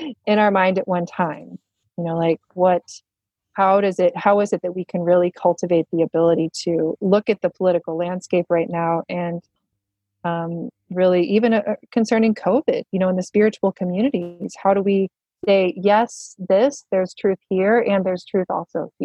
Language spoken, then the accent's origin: English; the Bible Belt, United States; I grew up in the Bible Belt